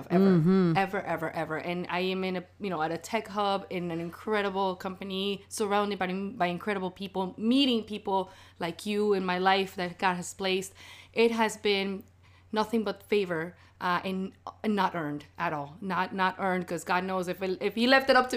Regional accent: Caracas, Capital District, Venezuela; also born or lived in South Florida; now in Seattle, United States; if you can pick up on my accent, it's because I'm not native to here. I was born in Caracas, Venezuela, in a place called Barrio Union

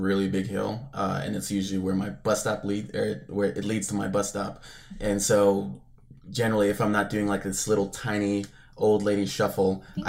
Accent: the South, United States; accent: southern; It's my southern accent coming through.

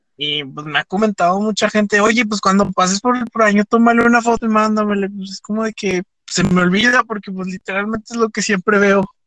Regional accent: Fresnillo, Zacatecas, Mexico; nosotros, que somos de Fresnillo

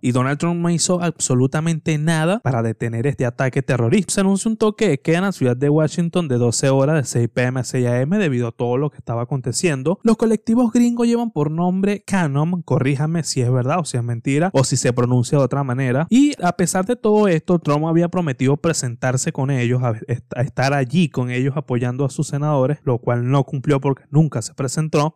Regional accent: Venezuela; yo hablo como venezolano

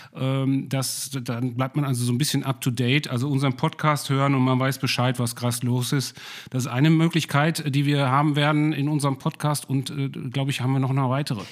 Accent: Ruhr area, North Rhine-Westphalia, Germany; ich komme aus dem Ruhrpott, bin hier in der Nähe aufgewachsen

